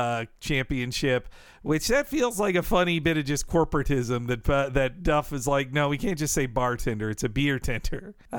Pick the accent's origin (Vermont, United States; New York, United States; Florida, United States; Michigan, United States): Florida, United States; Where I grew up in Florida